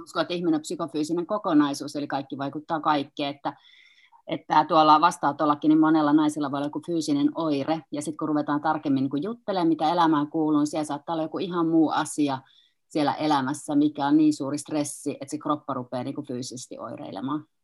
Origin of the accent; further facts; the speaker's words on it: Kuopio, North Savo, Finland; olen kuopiolainen kynekologi